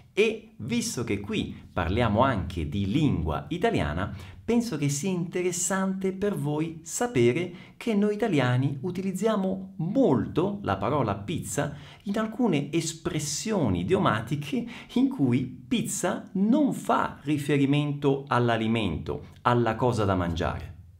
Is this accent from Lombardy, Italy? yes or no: no; Messina, Sicily, Italy; Io sono nato a Messina, in Sicilia